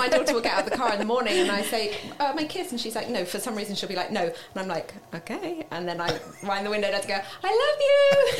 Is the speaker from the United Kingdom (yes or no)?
yes; Marlow, South East England, United Kingdom; I grew up in Marlow.